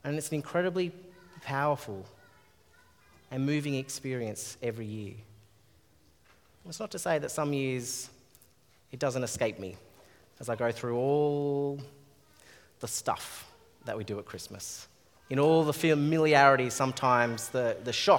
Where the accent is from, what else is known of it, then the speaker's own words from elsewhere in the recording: Australia; As an Australian-born guy